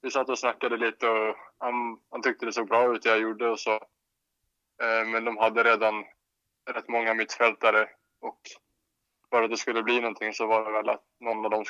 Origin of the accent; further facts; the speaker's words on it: Gotland, Sweden; jag vet faktiskt inte varför det har blivit så, men jag har aldrig haft någon gotländska riktigt.